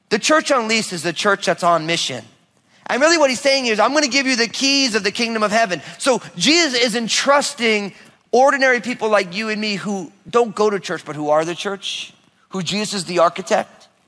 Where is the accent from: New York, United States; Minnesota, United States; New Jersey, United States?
New York, United States; outside of; also born or lived in Oregon; now in Washington, United States; I grew up outside of New York, so there's a, copious amounts of sports teams, right?